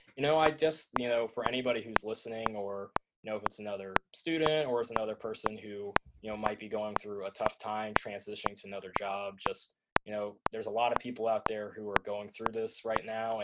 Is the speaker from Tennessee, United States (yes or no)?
yes; Tennessee, United States; growing up in Tennessee